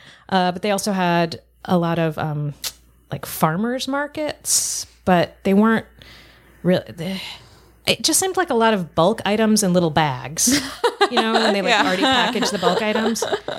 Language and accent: English; Denver, Colorado, United States; I grew up in Denver.